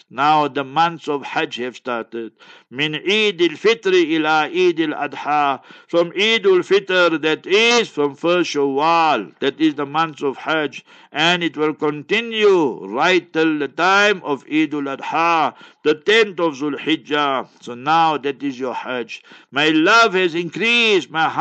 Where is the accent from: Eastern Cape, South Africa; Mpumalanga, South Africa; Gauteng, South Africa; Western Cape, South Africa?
Gauteng, South Africa; Heidelberg; moved away; One day I went to Heidelberg, my hometown.